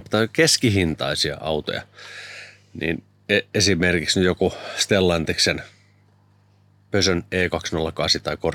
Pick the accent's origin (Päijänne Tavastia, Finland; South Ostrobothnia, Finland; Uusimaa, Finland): Päijänne Tavastia, Finland; Lahti; mä oon Lahdesta Jyväskylän nappasin sinut kyytiä, että muonion.